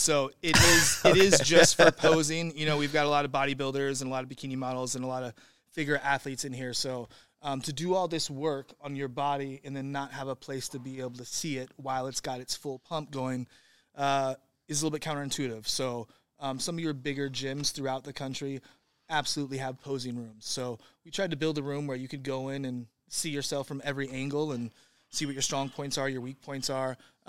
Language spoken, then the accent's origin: English; Santa Rosa, California, United States; I'm from Santa Rosa, California. So, okay. I was born in Santa Rosa. I've been from Santa Rosa to Hawaii to Oregon to this spot.